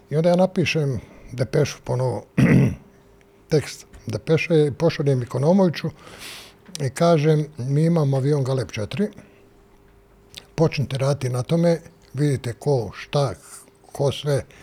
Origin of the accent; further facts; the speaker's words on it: Sarajevo, Federation of Bosnia and Herzegovina, Bosnia & Herzegovina; moved away as an adult; also born or lived in Mostar; now in Belgrade, Serbia; ja sam iz Sarajeva, a u 73. godine sam došao u Mostar